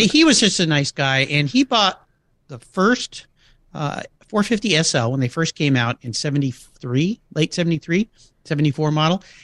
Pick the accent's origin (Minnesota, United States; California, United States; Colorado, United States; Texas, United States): California, United States; La Jolla; I grew up in La Jolla, California